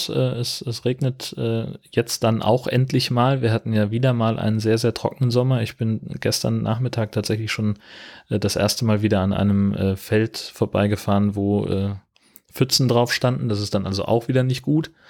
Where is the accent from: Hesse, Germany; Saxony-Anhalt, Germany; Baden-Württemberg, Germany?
Hesse, Germany; also ich bin ja in Mittelhessen aufgewachsen, in einer fast schneesicheren Region damals